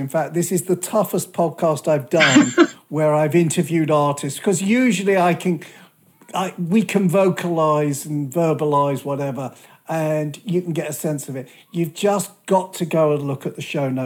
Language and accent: English; United Kingdom; a Brit who's grown up listening to the shipping forecast